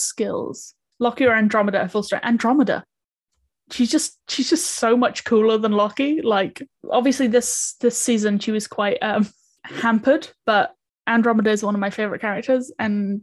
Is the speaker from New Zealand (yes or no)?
yes; New Zealand; I come from New Zealand